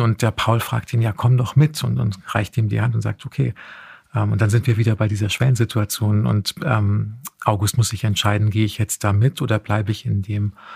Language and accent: German; Heusenstamm, Hesse, Germany; ich bin tatsächlich in Heusenstamm aufgewachsen.